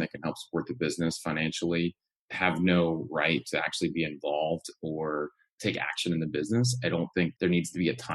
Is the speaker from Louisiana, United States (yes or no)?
yes; Louisiana, United States; moved away; my home state of Louisiana